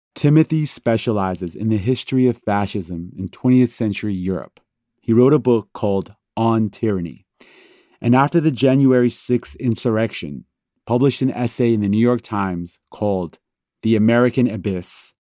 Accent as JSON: {"language": "English", "country": "Iran", "tie": "born or raised there", "moved": "yes", "said": "I was born in Iran, a country with a terrible history of political upheaval."}